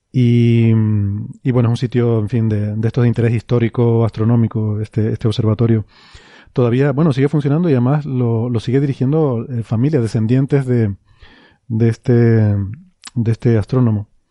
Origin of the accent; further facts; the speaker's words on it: Icod de los Vinos, Canary Islands, Spain; en mi pueblo, eh, en Ico de los Vinos